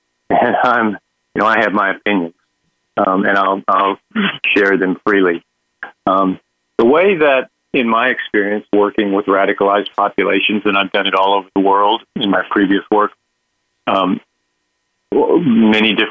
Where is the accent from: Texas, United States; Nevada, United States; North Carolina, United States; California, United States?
Texas, United States; in the state of Texas, my home state